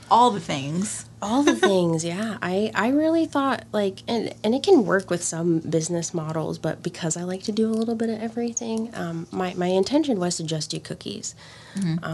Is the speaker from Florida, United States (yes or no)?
yes; Miami, Florida, United States; I'm from Miami originally.